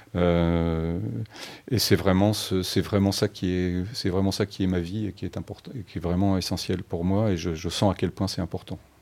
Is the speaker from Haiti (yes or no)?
no; France; je suis français, hein, mais j'avais une mère allemande